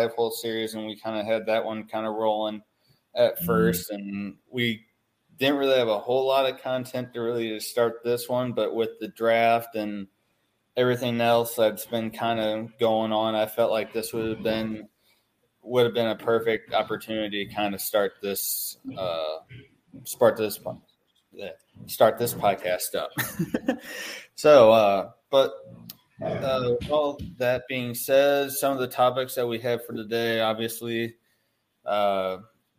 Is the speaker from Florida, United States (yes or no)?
no; St. Louis, Missouri, United States; for myself and Brandon and a lot of us, we're all from the St. Louis area